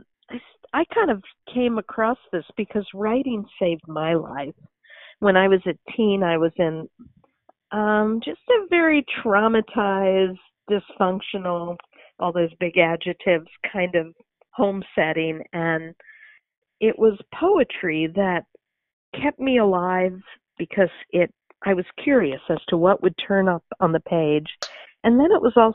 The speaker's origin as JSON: {"language": "English", "town": "New York City", "region": "New York", "country": "United States", "tie": "born or raised there", "also_born_or_lived": "Central New Jersey", "moved": "yes", "lives_now": "Lawrence, Kansas, United States", "said": "I grew up in Brooklyn, New York, and Central New Jersey, then fell in love with Kansas"}